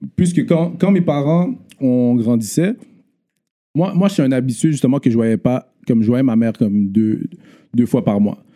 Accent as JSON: {"language": "French", "town": "Montreal", "region": "Quebec", "country": "Canada", "tie": "born or raised there", "also_born_or_lived": "Laval", "said": "J'ai grandi à Montréal Nord, euh, de un, ben, de ma naissance à dix ans"}